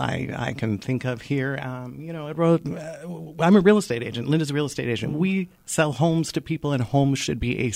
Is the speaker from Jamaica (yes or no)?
yes; Jamaica; moved away; I was born in Jamaica.